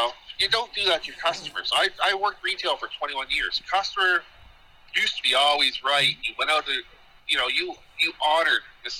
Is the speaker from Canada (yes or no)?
yes; Colebrook, Nova Scotia, Canada; Yeah, I'm from Colebrook.